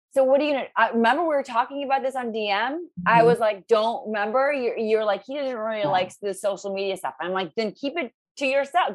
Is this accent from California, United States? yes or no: no; Ohio, United States; I'm from Ohio.